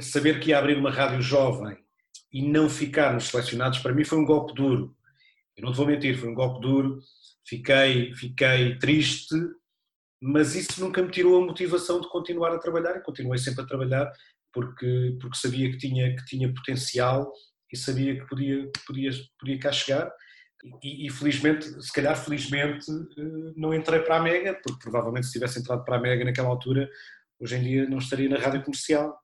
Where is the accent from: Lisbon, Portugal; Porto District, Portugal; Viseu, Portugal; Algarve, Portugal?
Algarve, Portugal; Olhão; born or raised there; moved away